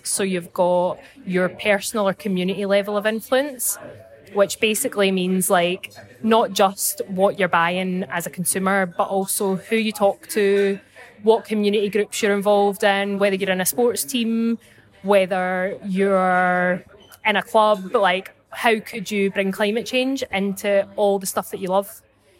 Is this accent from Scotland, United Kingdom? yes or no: yes; Clydebank, Scotland, United Kingdom; I'm from Clydebank, just outside Glasgow. So it's really exciting to be part of COP26 in my hometown.